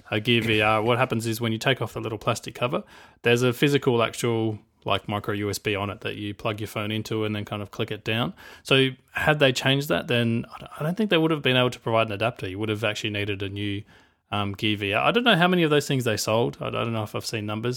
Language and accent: English; Australia; I'm Australian.